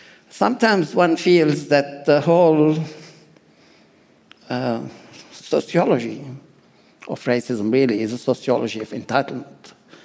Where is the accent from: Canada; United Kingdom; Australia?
Australia; I actually feel like I'm 100% Lebanese, so piss off. And I'm 100 Australian, also piss off. And I have no problem saying that I am both.